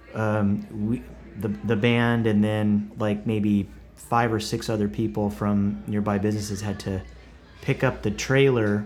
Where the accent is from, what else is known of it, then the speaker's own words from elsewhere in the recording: Buffalo Valley, Oklahoma, United States; moved away as an adult; also born or lived in Tulsa, Oklahoma / Broken Arrow, Oklahoma; now in Nashville, United States; Buffalo Valley is where I grew up